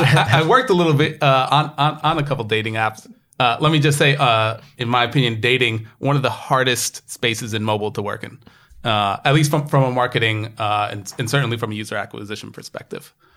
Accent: United States; now in New York, United States; me just being the American I am

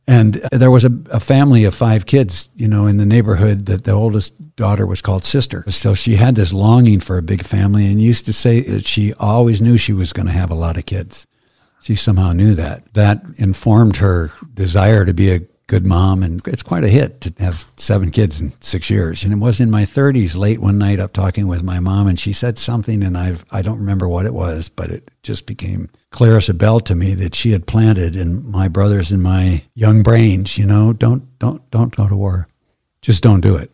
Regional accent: Midwest, United States; I grew up in the Midwest, in the middle of uh, Turtle Island

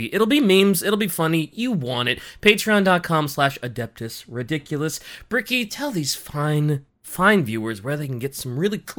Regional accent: United States; I'm American.

